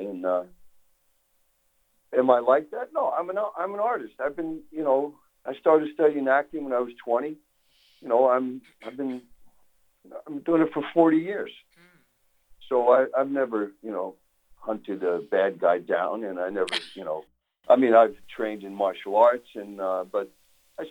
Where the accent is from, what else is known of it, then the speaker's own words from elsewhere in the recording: New York City, New York, United States; moved away; I'm from New York. I was born and raised in Brooklyn